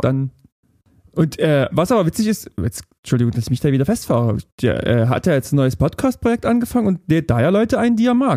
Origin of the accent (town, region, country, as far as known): near Riesa, Saxony, Germany; born or raised there; moved away